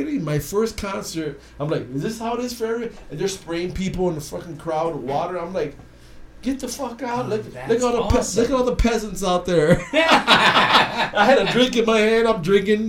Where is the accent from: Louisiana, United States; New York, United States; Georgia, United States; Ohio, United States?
Ohio, United States; Cleveland; now in Phoenix, United States; I'm originally from Cleveland, the rock and roll city